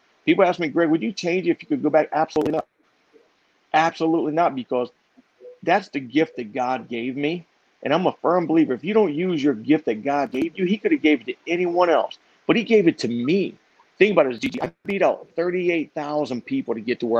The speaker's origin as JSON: {"language": "English", "town": "Columbus", "region": "Ohio", "country": "United States", "tie": "born or raised there", "said": "I'm from Columbus, Ohio. One of 15 children. Came from a not so good home"}